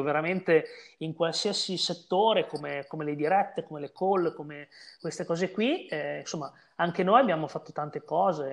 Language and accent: Italian; Bologna, Emilia-Romagna, Italy; sono di Bologna, quindi ho giocato eh, nei campionati regionali Emiliano-Romagnoli